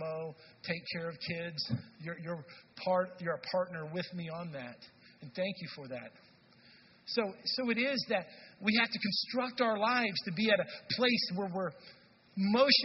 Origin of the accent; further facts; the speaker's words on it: North Texas, United States; now in Madison, United States; I'm from Texas, where in North Texas